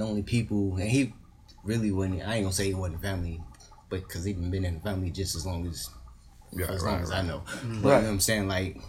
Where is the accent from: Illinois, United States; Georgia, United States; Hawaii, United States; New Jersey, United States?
Illinois, United States; Hopkins Park; also born or lived in Chicago, Illinois; I'm from Hopkins